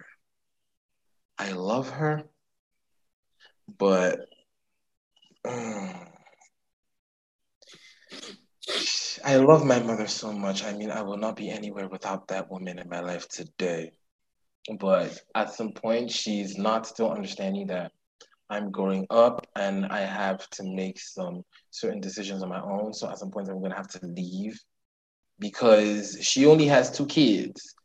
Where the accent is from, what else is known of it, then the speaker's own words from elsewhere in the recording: Nigeria; as a queer Nigerian living in Nigeria